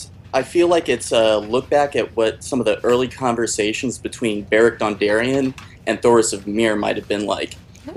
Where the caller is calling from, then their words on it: South Carolina, United States; I'm from South Carolina.